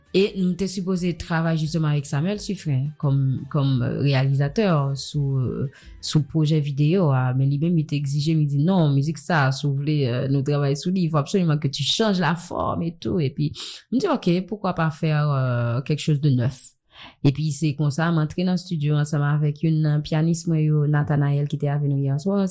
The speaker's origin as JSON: {"language": "French", "country": "Haiti", "tie": "born or raised there", "said": "j'ai grandi ici"}